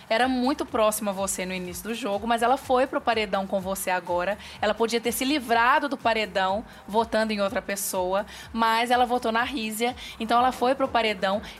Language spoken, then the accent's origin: Portuguese; Minas Gerais, Brazil; A gente é mineiro, vai.